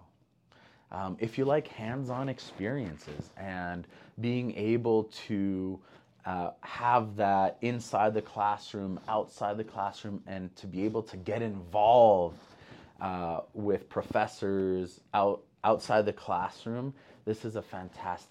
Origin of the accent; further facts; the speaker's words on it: Montreal, Quebec, Canada; moved away as an adult; now in Idaho, United States; I grew up in Montreal, Canada